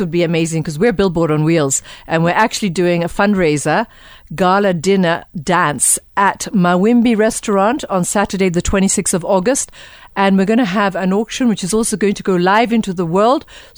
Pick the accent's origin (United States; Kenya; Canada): Kenya; we're proudly Kenyan to host it here in Kenya